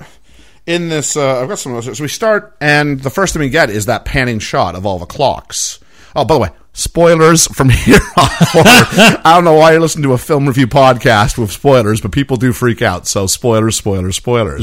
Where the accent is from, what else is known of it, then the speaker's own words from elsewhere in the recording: Canada; moved away; I'm Canadian